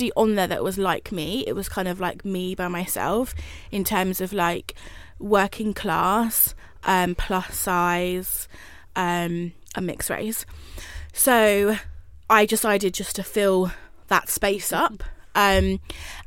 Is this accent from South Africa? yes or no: no; High Wycombe, South East England, United Kingdom; moved away; I'm from like a small town called High Wycombe